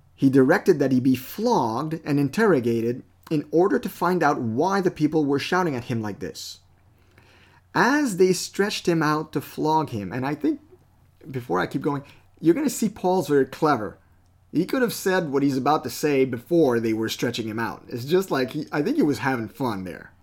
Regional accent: Canada; I'm a Canadian citizen because I was born here

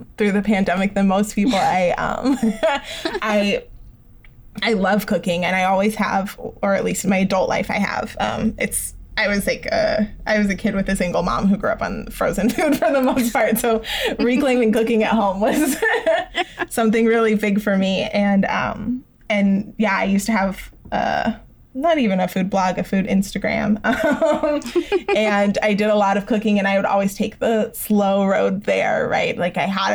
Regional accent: Tucson, Arizona, United States; moved away; I grew up there

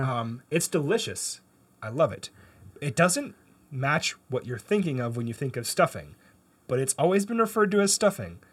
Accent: Canada; now in United States; I grew up in Canada

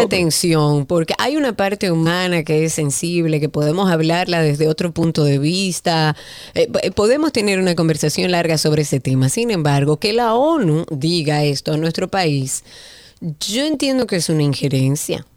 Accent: Dominican Republic

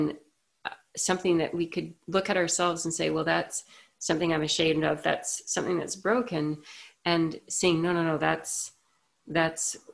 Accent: Canada; I'm Canadian

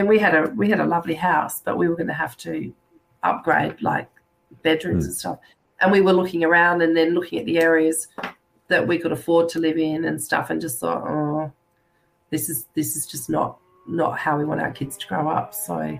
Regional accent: England, United Kingdom; born there; And I was born in England, actually, myself.

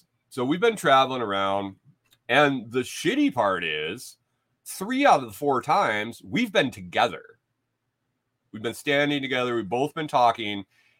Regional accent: Bath, New York, United States; Where are you from? I'm from New York. Oh, Manhattan? Mm-mm. Bath. 8,000 people, ma'am. Not New York City.

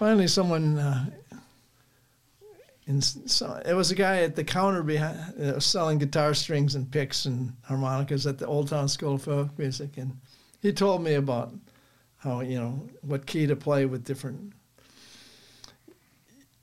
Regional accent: Chicago suburbs, Illinois, United States; now in Ann Arbor, United States; I grew up in the Chicago suburbs

